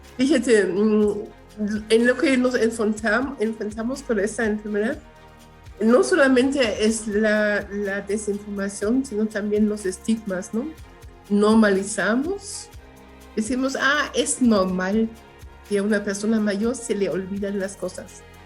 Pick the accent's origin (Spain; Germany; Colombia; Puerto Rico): Germany; Spanish is a second language; moved away as an adult; also born or lived in Guatemala / Chiapas, Mexico; now in Mexico City, Mexico; de Alemania porque de allí soy, nací en Alemania. Llevo más, bueno, este año voy a cumplir 42 años aquí de este lado